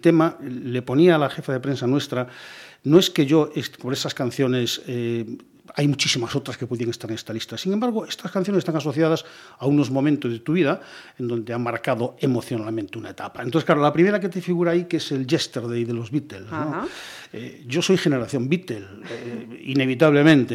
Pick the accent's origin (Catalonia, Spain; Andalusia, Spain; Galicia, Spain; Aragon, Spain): Galicia, Spain; Ourense province village; also born or lived in Vigo / Cádiz / Ávila; now in Pontevedra, Spain; de corazón, de cabeza, soy de un pueblecito de Orense